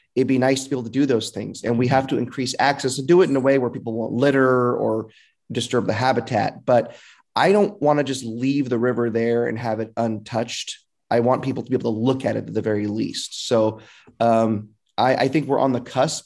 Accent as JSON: {"language": "English", "town": "Fresno", "region": "California", "country": "United States", "tie": "born or raised there", "said": "I was born and raised in Northwest Fresno"}